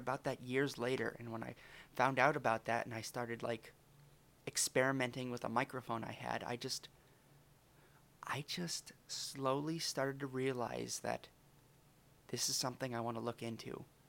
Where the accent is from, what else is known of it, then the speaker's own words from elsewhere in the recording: Alberta, Canada; Well, originally I'm from Alberta, eh? Well, you could probably tell from my accent.